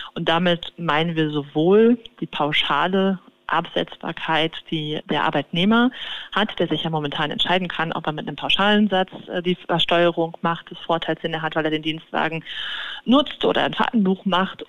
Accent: Cologne, North Rhine-Westphalia, Germany; in meiner Heimatstadt Köln

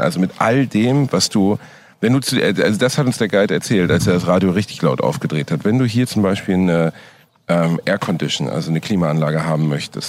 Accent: Germany; als Deutscher

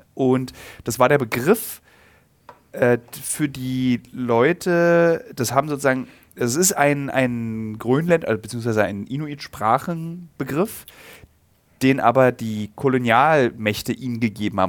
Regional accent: Germany; als Deutscher

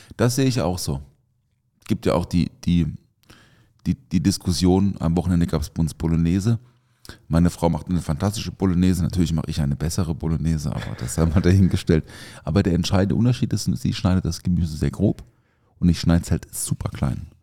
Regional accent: Southern Germany, Germany; Krachele heißt es bei uns im Süden

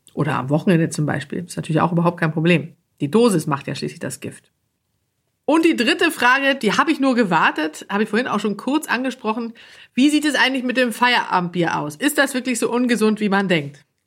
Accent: Sweden; moved away; als Schwedin

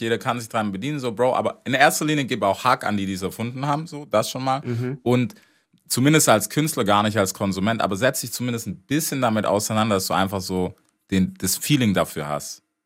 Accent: United States; moved away; als Amerikaner

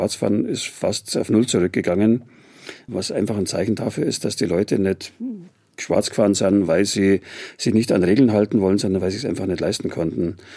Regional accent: Munich, Bavaria, Germany; born there; Ich bin geborener Münchner und bin wirklich stolz auf die Stadt

